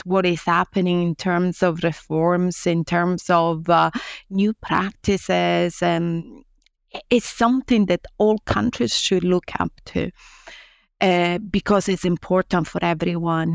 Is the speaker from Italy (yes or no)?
yes; Italy; moved away as an adult; also born or lived in Rome; now in Nottingham, United Kingdom; I came from Italy, a place where twenty-five years ago, academia was very different from now